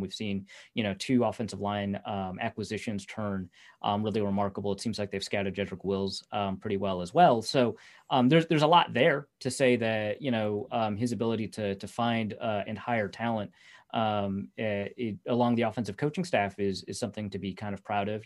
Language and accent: English; North Dakota, United States; also born or lived in Fargo, North Dakota; I grew up in Red Forest, North Dakota, went, went to N D S U, which is in, uh, Fargo, North Dakota